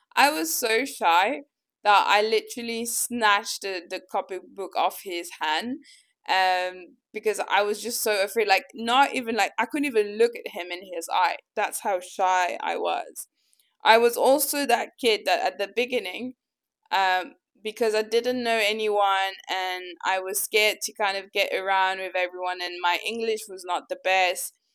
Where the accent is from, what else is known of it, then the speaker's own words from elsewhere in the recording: Mauritius; also born or lived in Madagascar; I was born in Madagascar and I moved to Mauritius around the age of three